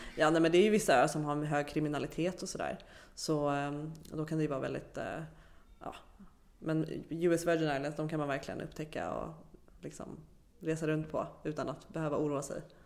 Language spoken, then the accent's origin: Swedish; Sweden; som svensk